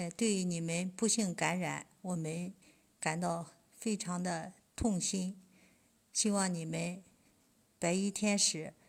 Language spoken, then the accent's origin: Chinese; Xuzhou, Jiangsu, China; 我来自江苏徐州，